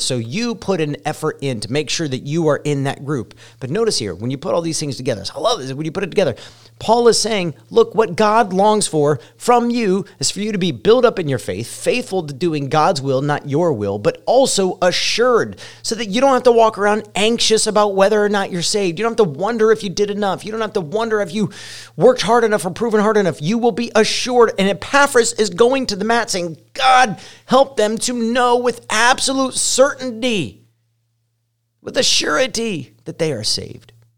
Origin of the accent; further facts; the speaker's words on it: Ohio, United States; moved away as an adult; also born or lived in Colorado; now in Indiana, United States; I spent the first, uh, I don't know, twenty three years of my life in Ohio, and I identify more as a Buckeye